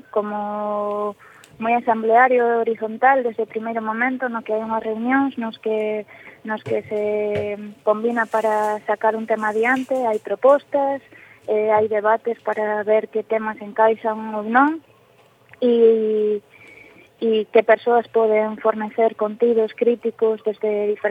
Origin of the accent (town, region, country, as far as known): Galicia, Spain